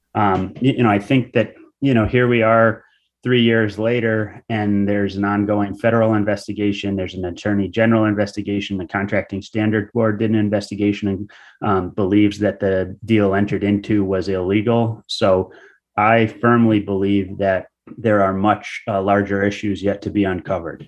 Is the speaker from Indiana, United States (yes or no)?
no; Groton, Connecticut, United States; I grew up in Noe, p-, which is a part of Groton